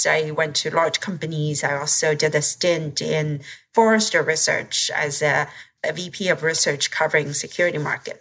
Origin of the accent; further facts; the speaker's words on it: China; moved away as an adult; I grew up in China